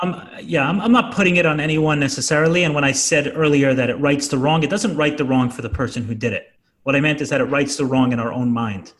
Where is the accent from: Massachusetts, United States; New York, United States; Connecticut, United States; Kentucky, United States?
New York, United States; New York City; I grew up in Brooklyn